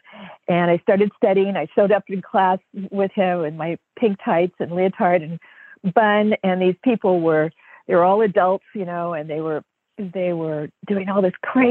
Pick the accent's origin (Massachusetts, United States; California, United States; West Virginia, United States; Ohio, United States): California, United States; Oakland; I was born and raised in Oakland, California